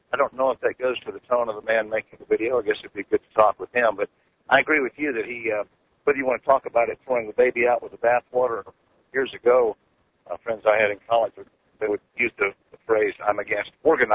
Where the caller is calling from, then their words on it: Georgia, United States; also born or lived in Austin, Texas; I'm calling from Austin, Texas. I live in LJ, Georgia.